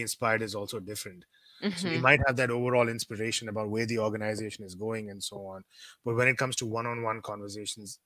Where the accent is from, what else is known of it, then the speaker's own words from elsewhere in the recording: India; moved away; also born or lived in Thailand; being an Indian, we tend to talk very fast